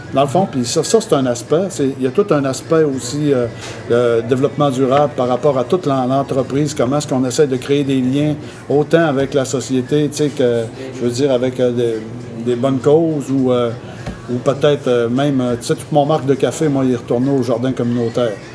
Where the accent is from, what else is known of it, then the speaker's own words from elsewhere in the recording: Manic-5, Quebec, Canada; suis sur la Côte-Nord. Je suis né à Manic 5, au pied du barrage de Manic 5.